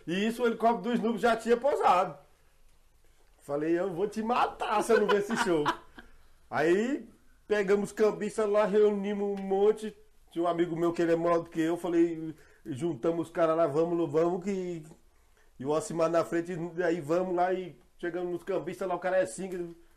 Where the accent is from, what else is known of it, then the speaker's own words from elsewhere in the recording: Ceilândia, Federal District, Brazil; moved away as an adult; now in Jardim Mangueiral, Brazil; não nego que eu sou da Ceilândia